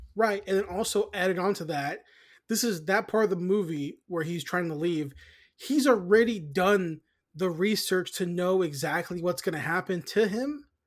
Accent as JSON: {"language": "English", "country": "United States", "said": "we're American"}